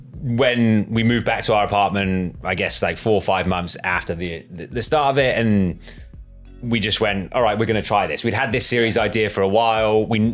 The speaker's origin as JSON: {"language": "English", "town": "Croyde", "region": "South West England", "country": "United Kingdom", "tie": "born or raised there", "moved": "as an adult", "lives_now": "New York, United States", "said": "we were living in Devon, like in a place called Croy Bay, like my hometown."}